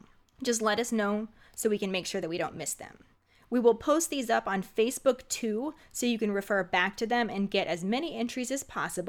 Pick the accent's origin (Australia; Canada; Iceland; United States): United States; Virginia; Since I grew up in the Bible Belt, Virginia, my mom wouldn't let me watch the movies or read the books